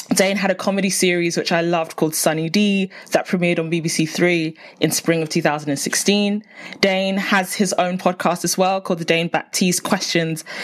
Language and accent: English; London, United Kingdom; I grew up in South London. So, you know, gotta keep it South London.